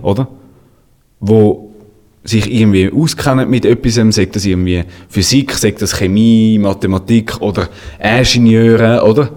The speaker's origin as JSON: {"language": "German", "country": "Switzerland", "said": "bei uns in der Schweiz"}